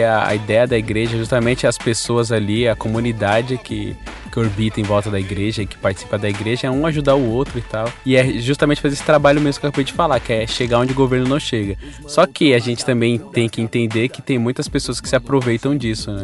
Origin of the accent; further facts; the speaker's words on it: São Paulo, Brazil; also born or lived in Bahia; Eu passei toda a minha vida na Zona Norte. Quando eu, como eu já contei em alguns casts aqui, eu vim da Bahia para cá muito pequeno, mais ou menos com 5, 6 anos